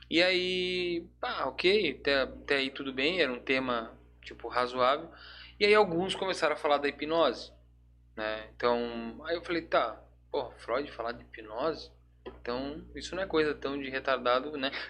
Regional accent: Blumenau, Santa Catarina, Brazil; Eu é, eu sou aqui de Blumenau mesmo, né? Sou, sou de Blumenau.

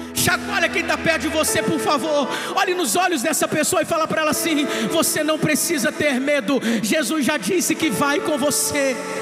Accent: Duque de Caxias, Rio de Janeiro, Brazil; Eu sou da Baixada

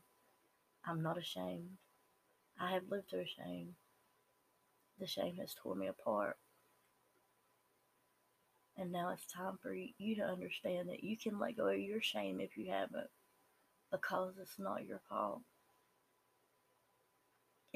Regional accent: the South, United States; accent: Southern; I am a normal Southern person. And I say Southern because that's my accent and because I live in the South

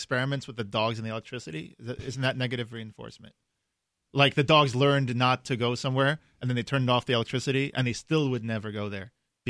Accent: New York, United States; I'm from New York.

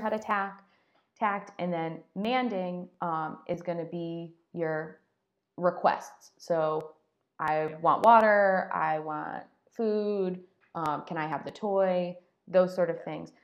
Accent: Connecticut, United States; moved away as an adult; also born or lived in Pennsylvania / Florida; I'm from Connecticut, so I grew up up north.

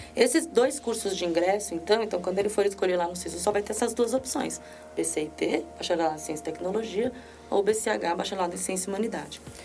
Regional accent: Brazil; sou brasileira

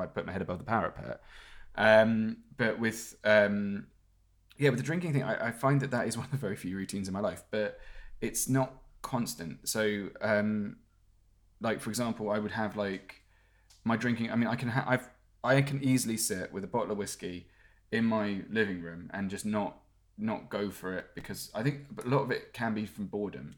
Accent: United Kingdom; moved away; being British

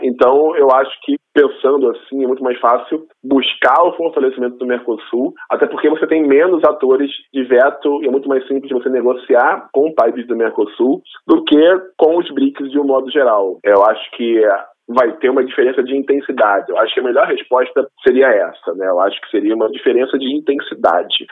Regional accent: Brazil; muito nos orgulha como brasileiros

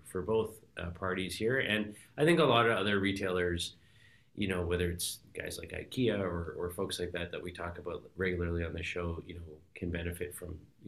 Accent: Toronto, Ontario, Canada; I grew up, you know, in Toronto here

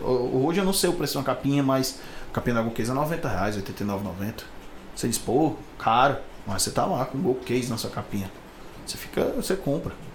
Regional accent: Fortaleza, Ceará, Brazil; also born or lived in Maracanaú (birth, likely ASR 'Maracanã'); a gente não é de Fortaleza, nascemos no Maracanã, eu e o João, mas moramos aqui sempre

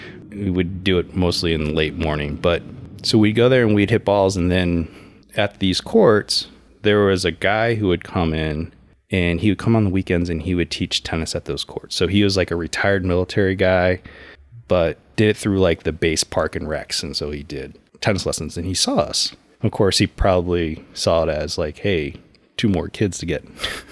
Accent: San Antonio, Texas, United States; But I usually say I'm from San Antonio, Texas, where I went to junior high and high school.

